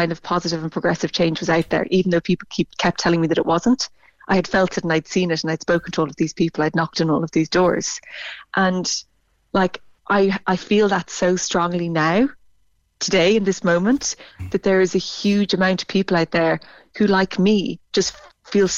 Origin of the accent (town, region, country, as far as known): Ireland